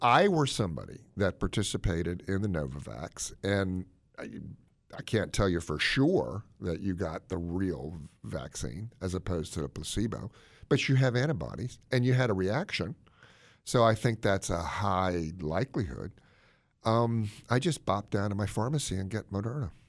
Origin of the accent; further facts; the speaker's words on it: Gaithersburg, Maryland, United States; Gaithersburg, where I grew up, by the way, in my hometown